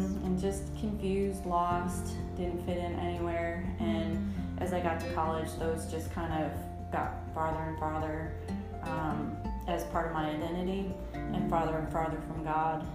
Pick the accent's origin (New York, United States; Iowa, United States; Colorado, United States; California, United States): New York, United States; moved away as an adult; also born or lived in South Dakota / Florida; now in Tennessee, United States; I am a New Yorker and in the Deep South